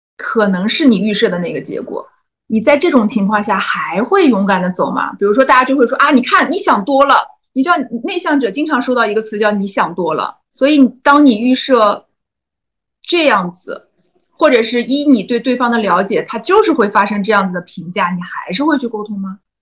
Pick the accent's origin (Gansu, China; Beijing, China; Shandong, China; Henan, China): Shandong, China; Qingdao; 因为我是青岛人，我在青岛日报投了一篇文章